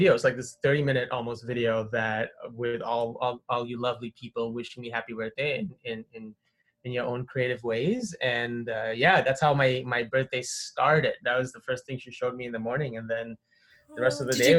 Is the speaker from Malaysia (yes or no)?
yes; Malaysia; moved away as an adult; also born or lived in Windsor, Canada; now in Canada; I grew up in Malaysia, which is in Southeast Asia